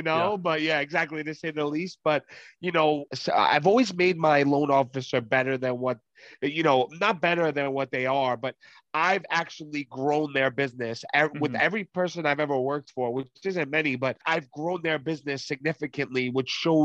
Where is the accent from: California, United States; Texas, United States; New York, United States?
New York, United States; New York City; now in Long Island, United States; I was raised in Brooklyn, New York. I currently live in Long Island, New York